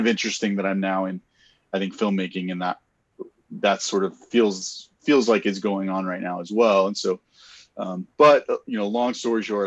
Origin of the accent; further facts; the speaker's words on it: Texas, United States; also born or lived in Colorado; now in Detroit, United States; I'm from Texas originally, Colorado, and then we moved to Detroit